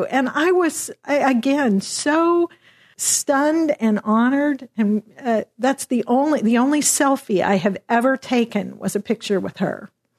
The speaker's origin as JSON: {"language": "English", "town": "Dallas", "region": "Texas", "country": "United States", "said": "I was down in Austin. I'm from Dallas."}